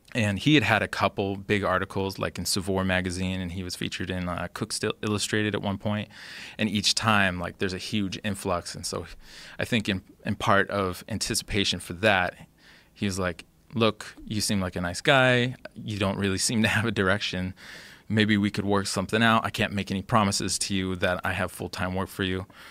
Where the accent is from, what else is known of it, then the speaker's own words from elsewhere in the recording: Olympia, Washington, United States; in my hometown of Olympia